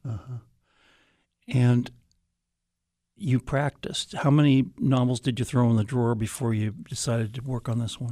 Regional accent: Des Moines, Iowa, United States; moved away as an adult; I'm from Des Moines

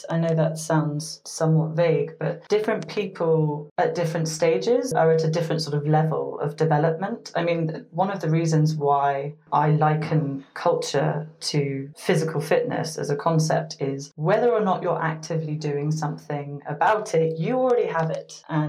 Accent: United States; I was born to British parents, but I grew up in the United States, and I've also spent a number of years living in different parts of the world.

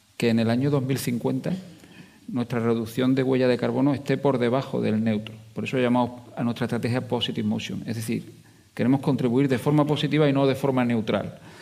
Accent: Jaén, Andalusia, Spain; now in Huelva, Spain; Yo soy andaluz, eh, soy de Jaén, aunque me he vivido y he trabajado mucho aquí en Huelva

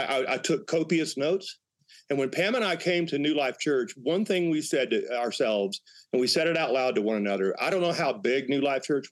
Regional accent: Northwest Louisiana, United States; now in Colorado, United States; growing up in Northwest Louisiana

